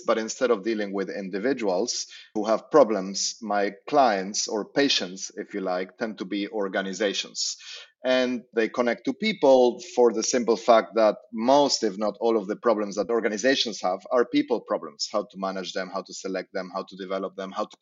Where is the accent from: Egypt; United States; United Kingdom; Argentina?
Argentina; I grew up in Argentina